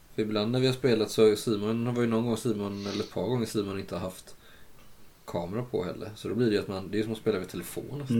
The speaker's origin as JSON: {"language": "Swedish", "region": "Kalmar County", "country": "Sweden", "moved": "yes", "said": "När jag var hemma och hälsade på på Öland"}